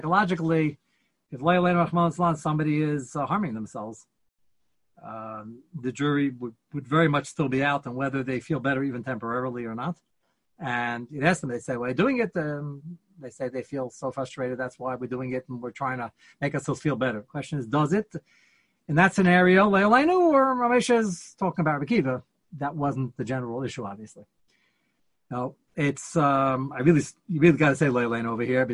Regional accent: United States; we're American

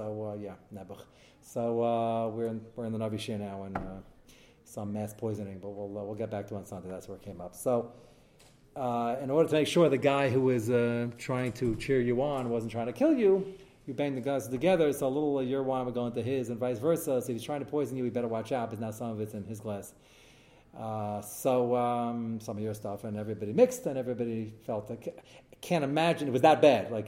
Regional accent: United States; hey, I'm American

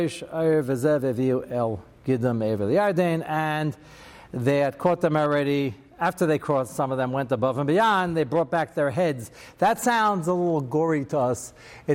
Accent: United States; I'm very American

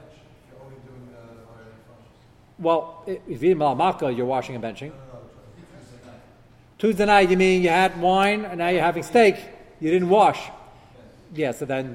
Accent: United States; As an American

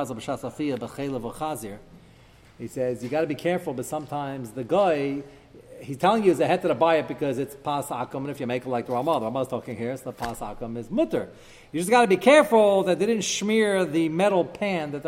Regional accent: United States; moved away; I grew up in America

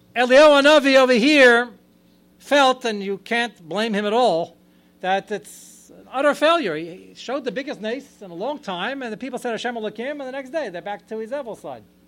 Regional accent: United States; I'm more American than anybody sitting here. I'm fifth generation American

